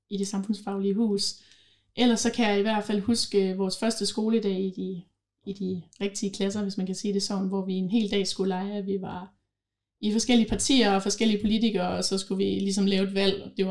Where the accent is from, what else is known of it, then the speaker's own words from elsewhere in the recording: Holstebro, Central Denmark Region, Denmark; now in Herning, Denmark; Jeg var jo tilflytter fra Holstebro af, så jeg kendte faktisk ikke nogen som helst på Herning Gymnasium, da jeg startede.